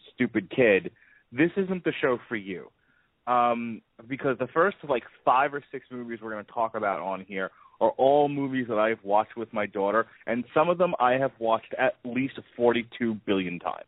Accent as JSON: {"language": "English", "region": "New York", "country": "United States", "tie": "born or raised there", "moved": "yes", "lives_now": "Tampa, United States", "said": "I grew up in New York"}